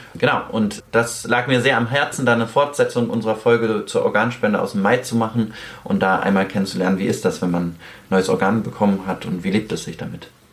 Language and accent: German; Cologne, North Rhine-Westphalia, Germany; Wir kommen ja beide aus Köln